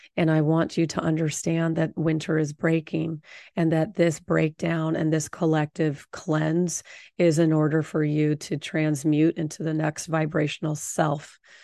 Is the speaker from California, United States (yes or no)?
yes; Orange County, Southern California, United States; I grew up in Orange County